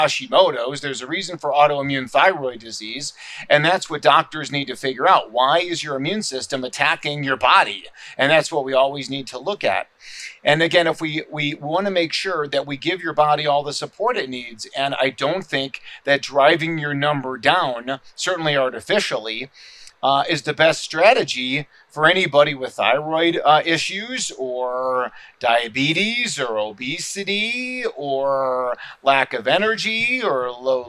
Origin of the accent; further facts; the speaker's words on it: Chicago, Illinois, United States; now in Scottsdale, United States; my hometown right. of Chicago